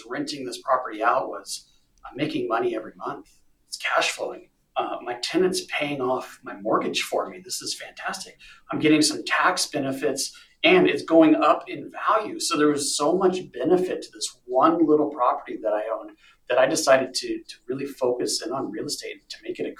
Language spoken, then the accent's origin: English; Denver, Colorado, United States; I was born in Denver, grew up in a suburb, and I went into the Army out of high school